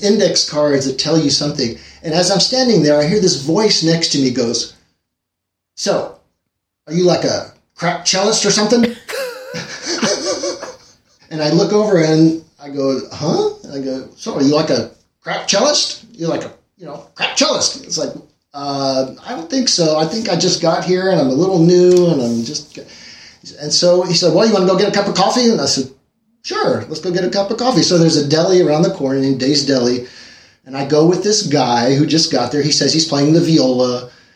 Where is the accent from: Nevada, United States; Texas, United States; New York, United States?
Texas, United States; Dallas; moved away; also born or lived in France; I was born in Dallas, Texas, 1963